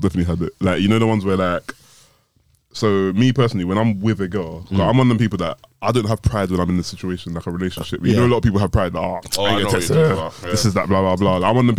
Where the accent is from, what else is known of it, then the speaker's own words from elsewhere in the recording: Nigeria; I think in our culture as all Nigerian men